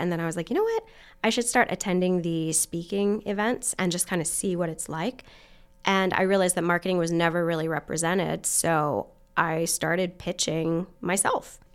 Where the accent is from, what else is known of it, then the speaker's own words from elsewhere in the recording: Western Maryland, United States; moved away as an adult; also born or lived in Virginia / Pennsylvania; now in Muncie, Indiana, United States; I was born in Virginia and spent most of my childhood in Maryland, Western Maryland.